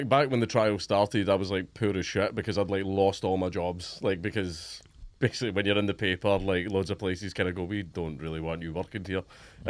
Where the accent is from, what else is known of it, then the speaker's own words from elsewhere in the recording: Coatbridge, Scotland, United Kingdom; I grew up in Coatbridge.